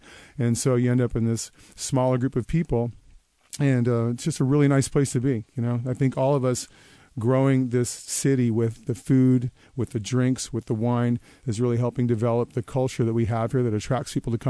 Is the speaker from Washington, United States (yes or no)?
yes; Seattle, Washington, United States; I grew up in Wallingford